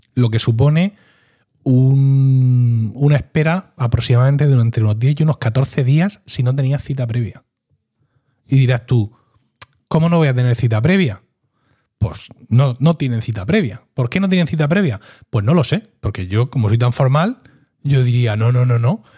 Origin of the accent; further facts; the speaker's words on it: Region of Murcia, Spain; como murciano